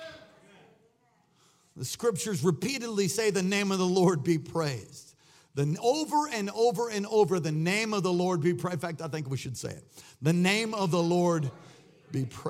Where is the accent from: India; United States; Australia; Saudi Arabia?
United States; New York; accent: New York; I've had people make fun of my New York accent.